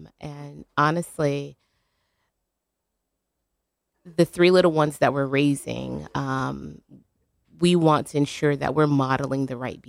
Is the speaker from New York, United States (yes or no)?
no; Louisiana, United States; I grew up in Louisiana. We didn't have competition dance